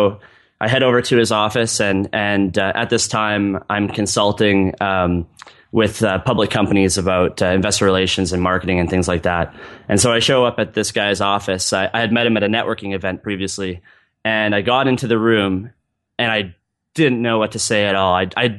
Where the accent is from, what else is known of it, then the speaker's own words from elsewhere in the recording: Vancouver, British Columbia, Canada; In the bio, I'm from Vancouver, BC in Canada.